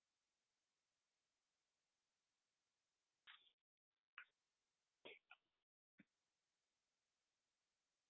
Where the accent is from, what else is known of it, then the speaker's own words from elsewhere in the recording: the Bay Area, California, United States; I'm from the Bay Area, but not Richmond